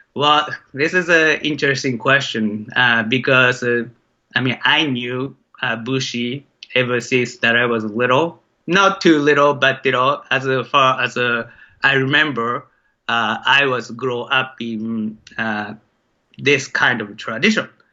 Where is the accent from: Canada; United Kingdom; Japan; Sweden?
Japan; Maebashi, Gunma; moved away as an adult; now in United States; it's called Maebashi, Maebashi City in Japan